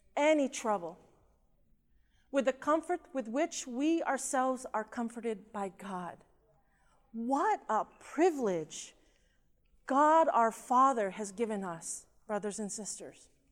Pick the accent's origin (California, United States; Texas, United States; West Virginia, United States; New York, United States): California, United States; Southern; also born or lived in Philippines; I was born in the Philippines. and we immigrated to the United States, to California, to Southern California when I was about two and a half years old